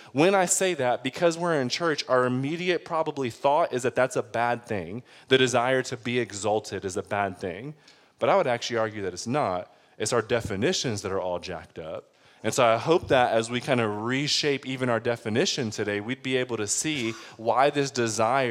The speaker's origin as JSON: {"language": "English", "town": "Detroit", "region": "Michigan", "country": "United States", "said": "I'm from Detroit"}